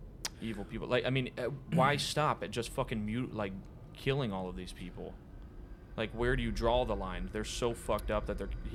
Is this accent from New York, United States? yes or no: no; Pensacola area, Florida, United States; Yeah, it's basically our hometown.